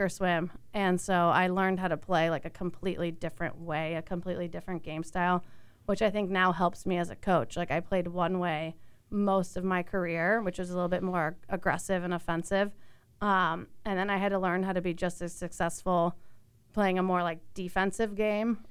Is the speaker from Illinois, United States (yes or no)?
yes; Chicago, Illinois, United States; I grew up in the Chicago area